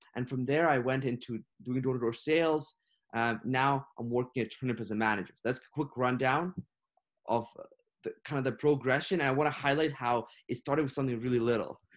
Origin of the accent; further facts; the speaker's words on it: Ukraine; now in Canada; I was born and raised in Ukraine. I moved here to Canada seven years ago.